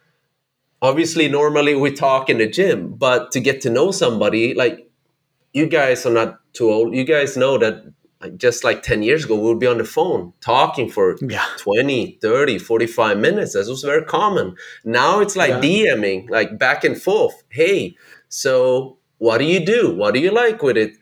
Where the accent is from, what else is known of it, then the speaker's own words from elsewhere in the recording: Sweden; moved away; I grew up in Sweden, north of Europe, where there are not a lot of immigrants, not like in the US